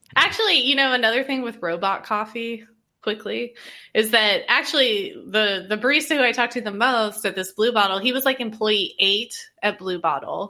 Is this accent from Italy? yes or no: no; Indiana, United States; growing up in Indiana